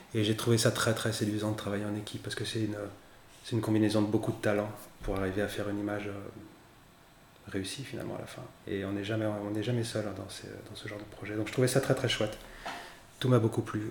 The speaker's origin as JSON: {"language": "French", "town": "Bouchemaine", "region": "Pays de la Loire", "country": "France", "tie": "born or raised there", "also_born_or_lived": "Mexico City, Mexico", "moved": "as an adult", "lives_now": "Chalonnes-sur-Loire, France", "said": "j'ai passé mon enfance à Bushman, qui est donc à euh, la confluence de la Maine et de la Loire"}